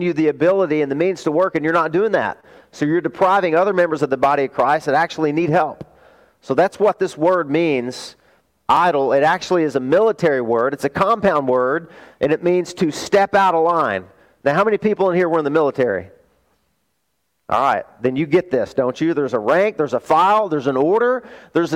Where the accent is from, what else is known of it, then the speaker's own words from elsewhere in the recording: the South, United States; I grew up in the South